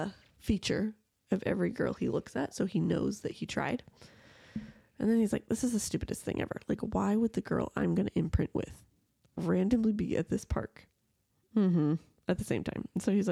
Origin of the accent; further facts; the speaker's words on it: Tacoma, Washington, United States; my hometown.